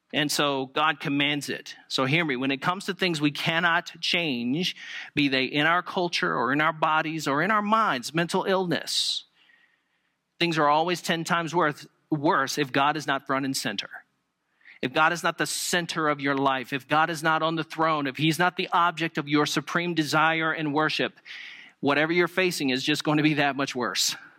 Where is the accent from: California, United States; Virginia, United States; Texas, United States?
Virginia, United States; moved away; I was from Virginia